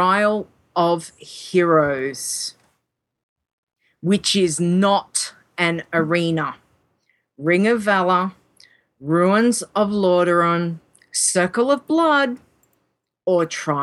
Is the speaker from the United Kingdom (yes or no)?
no; Australia; accent: Australian; I'm talking in my Australian accent